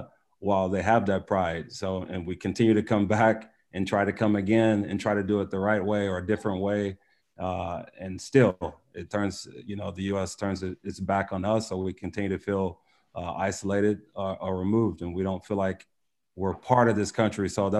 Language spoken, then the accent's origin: English; United States; I'm also American. I'm very proud of that also. Wherever I go, I also say that also that I'm American, I'm Nigerian American.